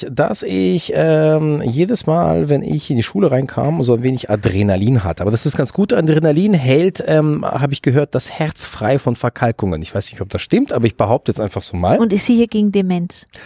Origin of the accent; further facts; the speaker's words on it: Baden-Württemberg, Germany; Nein, ich komme aus den ehemaligen Vorderlanden, die Stadt heißt Fr